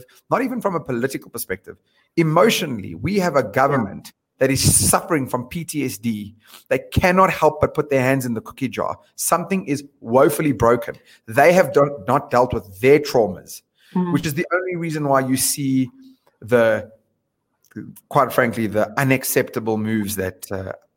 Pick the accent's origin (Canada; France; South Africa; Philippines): South Africa; moved away as an adult; also born or lived in London; we are as a South African nation.